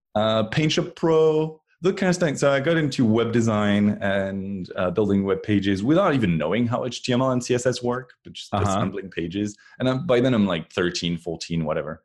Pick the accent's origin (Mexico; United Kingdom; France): France; moved away as an adult; now in Cupertino, United States; I was born in France, and um, until 2012, I was uh, was way back there in France